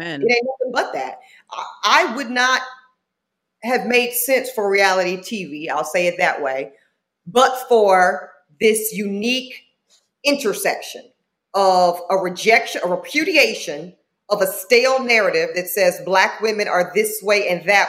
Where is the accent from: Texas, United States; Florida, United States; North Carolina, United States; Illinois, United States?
North Carolina, United States; Charlotte; also born or lived in Southeast Louisiana; I'm from Southeast Louisiana, raised in Charlotte, North Carolina